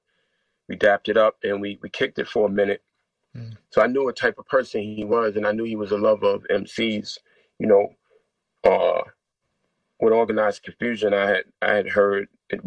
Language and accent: English; New York City, New York, United States; growing up in New York City in the hood